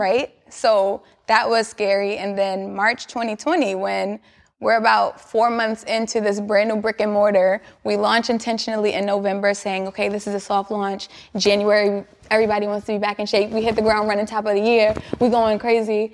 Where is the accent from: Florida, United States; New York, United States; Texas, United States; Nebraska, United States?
New York, United States; New York City; I'm from Queens